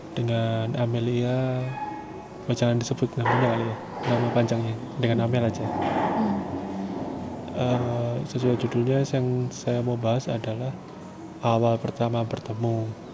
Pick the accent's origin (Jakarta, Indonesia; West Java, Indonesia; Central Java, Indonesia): Central Java, Indonesia; Surakarta; moved away; also born or lived in Bekasi; saya orang Solo kan aslinya